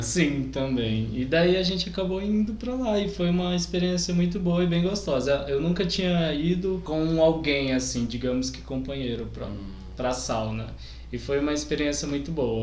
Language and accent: Portuguese; Manaus, Amazonas, Brazil; moved away as an adult; now in Campo Grande, Brazil; nasci e cresci em Manaus. Daí mudei pra Campo Grande em 2016